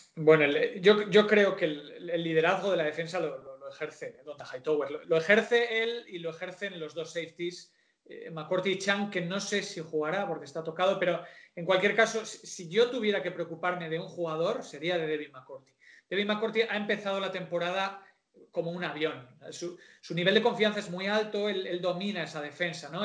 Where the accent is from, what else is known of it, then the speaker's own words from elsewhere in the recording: San Sebastián, Basque Country, Spain; soy de una ciudad pequeña, en San Sebastián es como somos de la Real por, genes